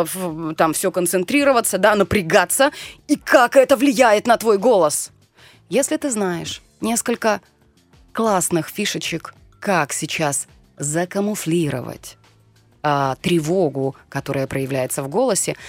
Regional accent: Siberia, Russia; accent: Siberian; Даже говорок могу себе позволить допустить сибирский, потому что я из Сибири

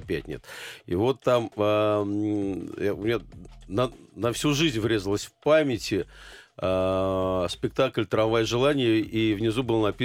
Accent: Saint Petersburg, Russia; Ленинграде. Тогда он еще назывался Ленинград, э, на Литейном проспекте, причем э, практически с детства а, я видел э, осунувшиеся лица кино, театральных актеров

